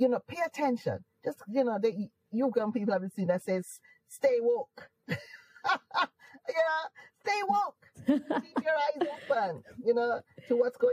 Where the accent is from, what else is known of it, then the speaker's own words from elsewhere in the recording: Jamaica; accent: Jamaican; moved away as an adult; now in United Kingdom; I am Jamaican. I don't want to lose my accent. So I'd purposely hold on to my accent.